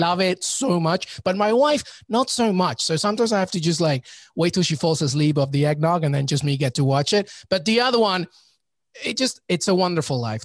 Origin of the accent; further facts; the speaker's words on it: England, United Kingdom; growing up in England